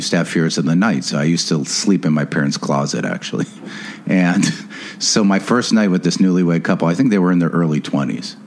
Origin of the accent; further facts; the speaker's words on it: Beverly Hills, California, United States; I grew up in Beverly Hills